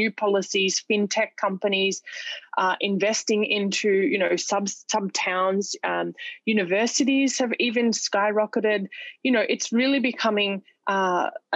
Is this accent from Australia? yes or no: yes; Australia; moved away as an adult; now in Dubai, United Arab Emirates; my home country in Australia